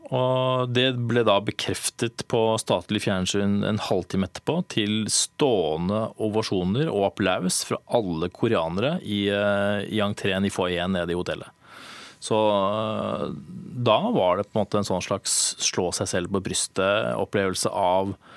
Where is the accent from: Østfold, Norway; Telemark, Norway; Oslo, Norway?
Oslo, Norway; also born or lived in Bergen / Berlin; Jeg er eh, Oslo-gutt